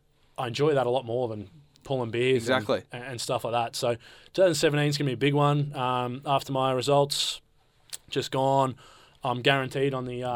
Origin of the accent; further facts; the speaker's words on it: Australia; I tried to act like I wasn't from Australia.